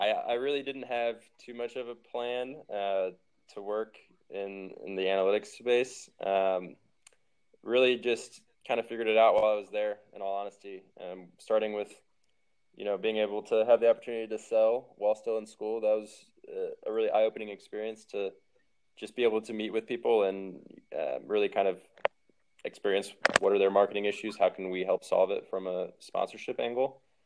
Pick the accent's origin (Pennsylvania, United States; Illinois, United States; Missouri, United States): Missouri, United States; also born or lived in Ohio / Detroit; now in Phoenix, United States; who knew I was ever going to be in Phoenix growing up in the Midwest, but no complaints anymore.